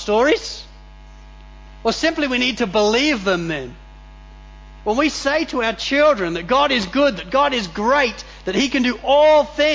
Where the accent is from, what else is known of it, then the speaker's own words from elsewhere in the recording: England, United Kingdom; now in Australia; growing up in England